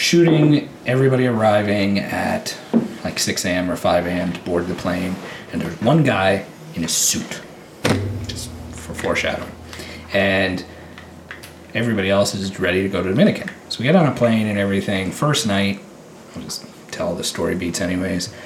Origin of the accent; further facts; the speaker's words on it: Tillsonburg, Ontario, Canada; I'm born and raised in Tilsonburg